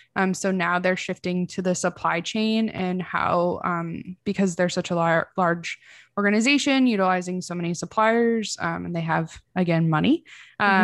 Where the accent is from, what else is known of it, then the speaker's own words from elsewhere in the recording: Midwest, United States; I'm from the Midwest.